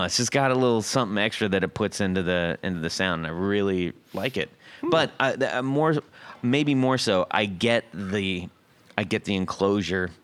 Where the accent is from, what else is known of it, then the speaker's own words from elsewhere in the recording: Seal Beach, California, United States; where I grew up in Seal Beach, California